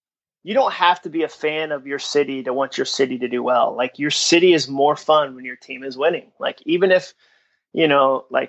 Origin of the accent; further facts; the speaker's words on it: the North, United States; now in Nashville, United States; growing up in the North